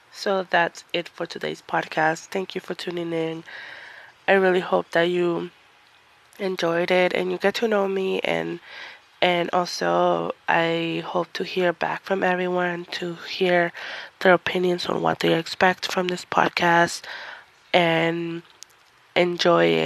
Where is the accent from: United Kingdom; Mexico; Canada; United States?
Mexico; I came from Mexico, so I'm Mexican descent.